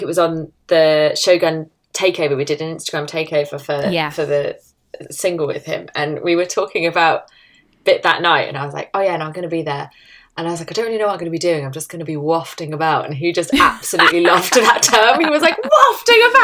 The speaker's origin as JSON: {"language": "English", "town": "Stroud", "region": "South West England", "country": "United Kingdom", "also_born_or_lived": "London", "moved": "yes", "lives_now": "Bristol, United Kingdom", "said": "I'm originally from Stroud, which is just outside Bristol."}